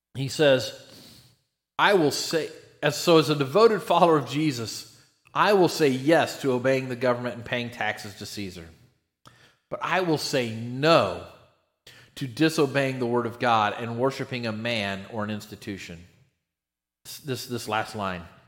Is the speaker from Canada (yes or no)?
no; United States; we're really fortunate as American Christians.